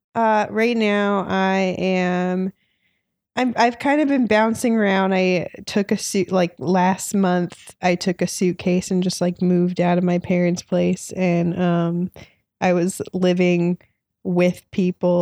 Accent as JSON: {"language": "English", "area": "Orange County", "region": "California", "country": "United States", "also_born_or_lived": "Los Angeles, United States", "said": "I'm from Orange County, so not too far from here"}